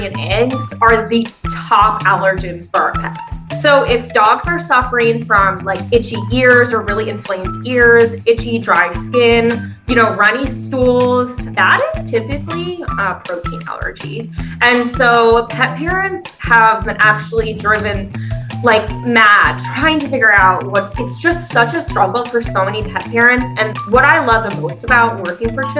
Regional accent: Pennsylvania, United States; now in Washington, D.C., United States; I'm from Pennsylvania

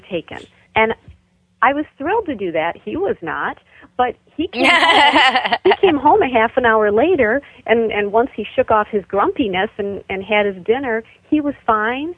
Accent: Michigan, United States; my home state of Michigan

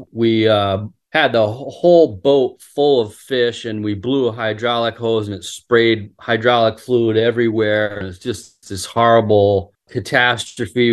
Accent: Rhode Island, United States; also born or lived in Ann Arbor, Michigan; I was born in Ann, Ann Arbor, Michigan, and, um, lived there for the first six years of my life, and then moved to Rhode Island and, you know, so pretty much grew up in Rhode Island

